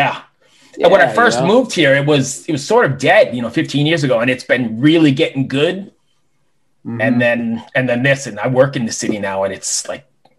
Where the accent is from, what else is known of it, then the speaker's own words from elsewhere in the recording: Lynbrook, New York, United States; moved away; I grew up in Lynbrook and Valley Stream.